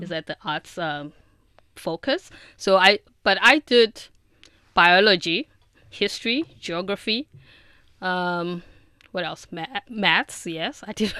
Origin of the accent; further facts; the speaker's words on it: South Africa; now in China; I'm from South Africa